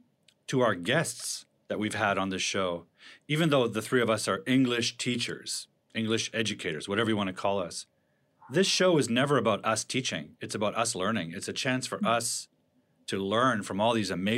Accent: Toronto, Ontario, Canada; now in Vancouver, Canada; I live in Vancouver, although I grew up in Toronto.

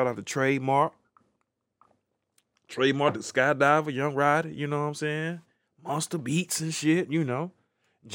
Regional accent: Grambling, Louisiana, United States; my friend Big Yum is my homie that I grew up with in Grambling

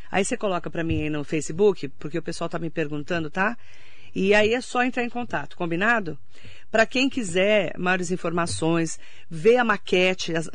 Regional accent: Suzano, São Paulo, Brazil; now in Mogi das Cruzes, Brazil; eu vim de Suzano

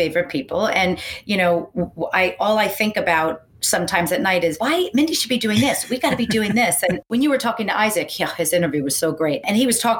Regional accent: Paramus, New Jersey, United States; moved away as an adult; also born or lived in Westwood, New Jersey; now in Los Angeles, United States; I grew up in New Jersey, for those of you who can't hear from the accent that I have

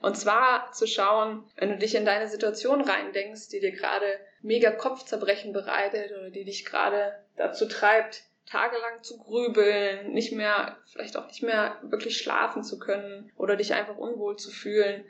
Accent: Germany; moved away as an adult; verlasse Deutschland, meine Heimat, das, was ich kenne

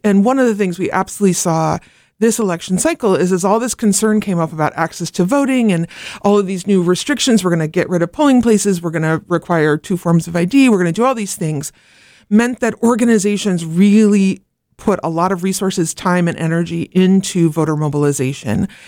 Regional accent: Oregon, United States; moved away; I grew up in Oregon where there'd been ma, all mail-in ballot for ever and ever.

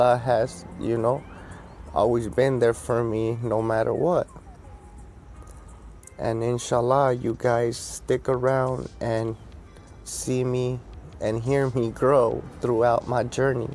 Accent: United States; I am American. First generation

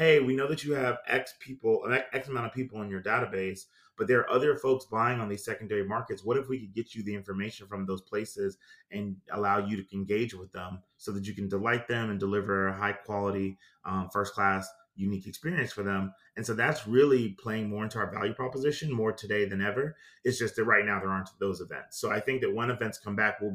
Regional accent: New York City, New York, United States; moved away; also born or lived in Greenville, South Carolina; I was born in New York City in the 80s

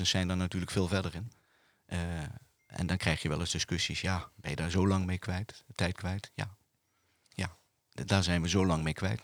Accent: Bergen op Zoom, North Brabant, Netherlands; moved away as an adult; now in Roosendaal, Netherlands; ik kom uit Bergen op Zoom. En ik ben 28 jaar geleden in Roosendaal gaan wonen.

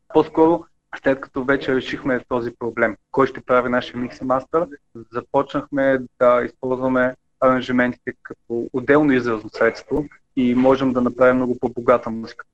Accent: Bulgaria; ние сме българи

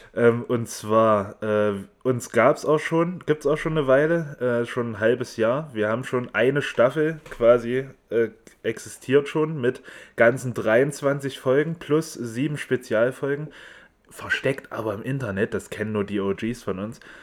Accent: Erfurt, Thuringia, Germany; ich komme aus Erfurt, genau wie der Paul

